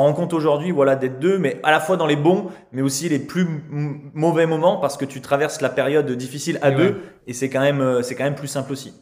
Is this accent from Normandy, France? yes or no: no; Saint-Étienne, Auvergne-Rhône-Alpes, France; on vient de la région de Saint-Étienne avec Anthony